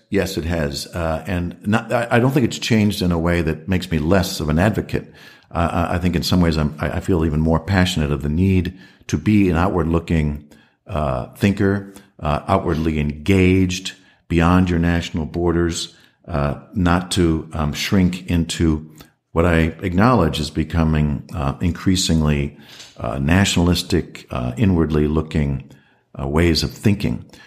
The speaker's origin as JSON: {"language": "English", "country": "United States", "also_born_or_lived": "Washington / Sweden", "moved": "as an adult", "lives_now": "Australia", "said": "I was the first American"}